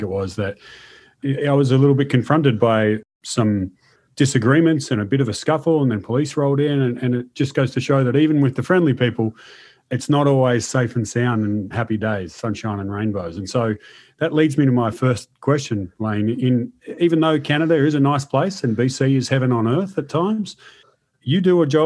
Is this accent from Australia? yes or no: yes; Melbourne, Victoria, Australia; I'm from Melbourne, which is not exactly the hottest part of Australia